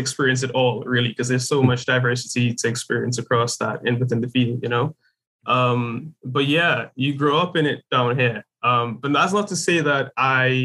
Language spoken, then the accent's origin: English; Trinidad & Tobago; growing up in Trinidad is you're pretty much surrounded by the color green.